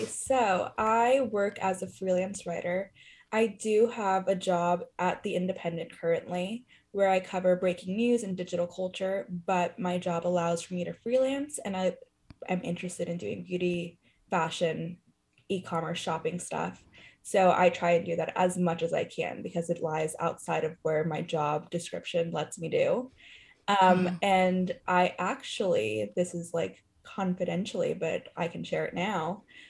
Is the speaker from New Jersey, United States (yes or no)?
no; Whittier, California, United States; moved away as an adult; now in New York, United States; So I am, like, from the Whittier area. Okay. I went to school there. I really grew up there, and that's where my parents live currently.